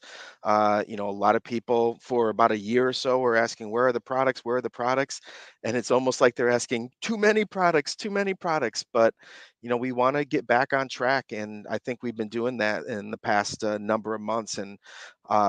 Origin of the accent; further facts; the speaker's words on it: Michigan, United States; moved away as an adult; now in California, United States; I love going home back to Michigan